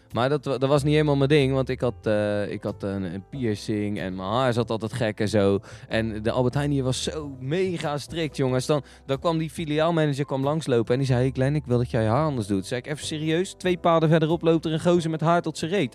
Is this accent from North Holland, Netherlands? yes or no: no; Westland, South Holland, Netherlands; wij komen uit het Westland